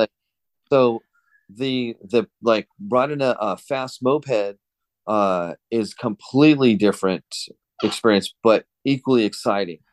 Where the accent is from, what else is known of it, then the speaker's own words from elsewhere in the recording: Southern California, United States; now in Fresno, United States; I'm in Fresno now. I grew up in Southern California, but I'm in, uh, Central California